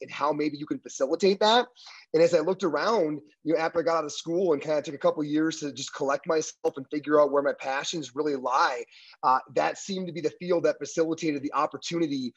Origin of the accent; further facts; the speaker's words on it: Upper Peninsula of Michigan, United States; moved away as an adult; now in Colorado, United States; I'm from a real small town in the Upper Peninsula of Michigan up by Lake Superior. That's where I'm born and raised.